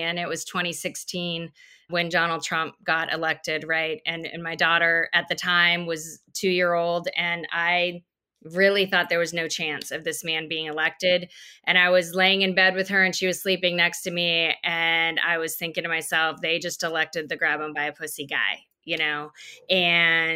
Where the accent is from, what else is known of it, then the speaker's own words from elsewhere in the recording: Wyoming, United States; moved away as an adult; also born or lived in South Dakota / Chico, California; now in Austin, United States; I grew up in Wyoming, right? Deep in Republican country